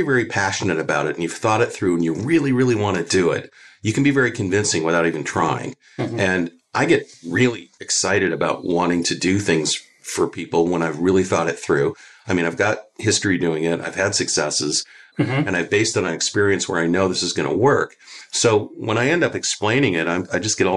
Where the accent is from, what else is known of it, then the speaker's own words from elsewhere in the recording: Canada; now in United States; I'm from Canada originally